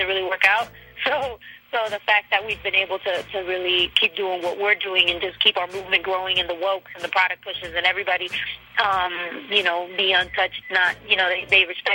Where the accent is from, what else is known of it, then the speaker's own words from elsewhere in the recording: Mexico; moved away; also born or lived in United States; Not only am I Mexican-American, I really am, like, Mexican, you know? Like, I was raised in Mexico a lot of time. I went to school over there too